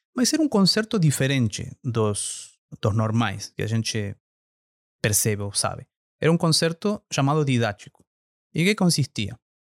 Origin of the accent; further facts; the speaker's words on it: Argentina; Portuguese is a second language; moved away as an adult; now in Brazil; sou natural da Argentina, mas morando aqui no Brasil já há 15 anos